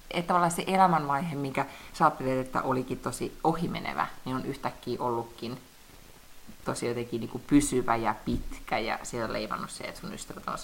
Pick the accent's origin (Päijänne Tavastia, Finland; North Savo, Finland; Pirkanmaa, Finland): Päijänne Tavastia, Finland; Lahti; also born or lived in Helsinki; mä aina sanon, että mä oon Lahesta kotoisin